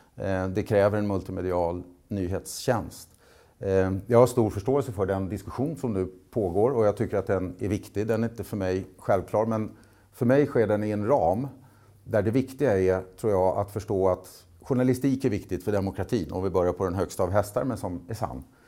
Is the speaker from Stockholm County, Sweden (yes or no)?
yes; Nynäshamn, Stockholm County, Sweden; Nynäshamn där jag är ifrån